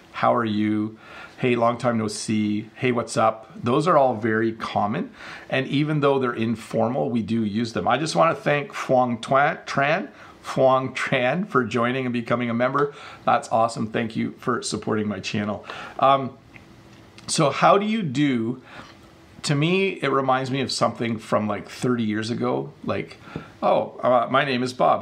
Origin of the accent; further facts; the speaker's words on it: Canada; me being of Dutch descent, you know, I was born in Canada, but my parents came from Holland